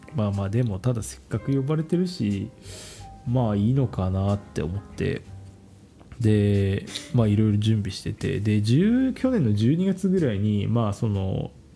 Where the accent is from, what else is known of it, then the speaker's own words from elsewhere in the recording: Kanagawa, Japan; 僕実家神奈川の方